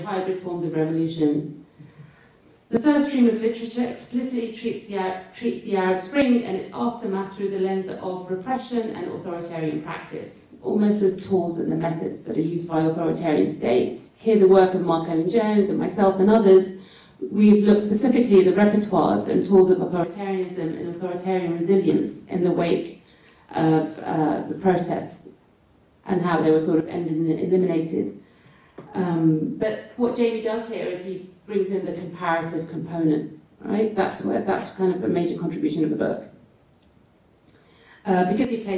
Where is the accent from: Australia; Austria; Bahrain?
Bahrain; where I'm from Bahrain